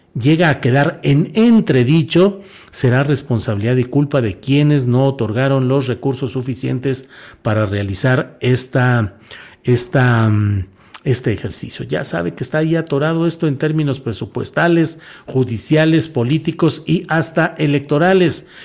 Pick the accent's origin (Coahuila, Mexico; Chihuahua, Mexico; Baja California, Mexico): Coahuila, Mexico; Torreón; Coahuila, mi estado natal y mi tierra natal específicamente, Torreón, Coahuila